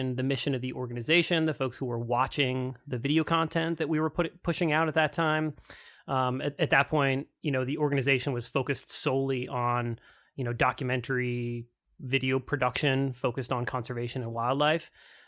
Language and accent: English; Massachusetts, United States; I grew up in Massachusetts, so I grew up in the Northeast. And when I moved out west, a lot of folks confused Idaho with Iowa.